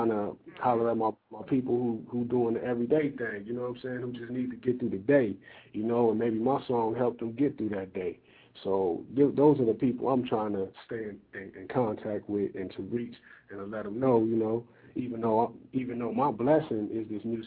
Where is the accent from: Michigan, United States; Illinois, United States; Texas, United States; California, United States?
California, United States; Compton; I'm from Compton too